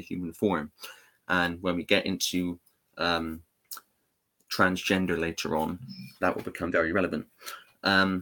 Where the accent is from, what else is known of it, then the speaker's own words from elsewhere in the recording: England, United Kingdom; I'm English